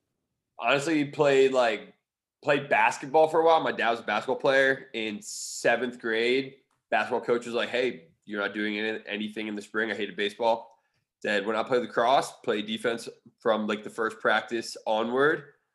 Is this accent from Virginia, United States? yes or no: yes; Fairfax, Virginia, United States; It's probably like 30, 45 minutes south of DC. It's perfectly in the middle of like 20 minutes one direction. You're in farmlands, like horse country.